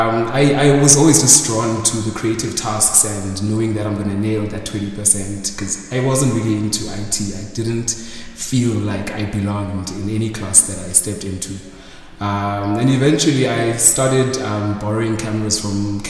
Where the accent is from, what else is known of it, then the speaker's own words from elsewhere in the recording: East London, Eastern Cape, South Africa; moved away as an adult; also born or lived in Mthatha / Pretoria; now in Johannesburg, South Africa; I was born in Mthatha. Grew up in East London for most of my childhood years.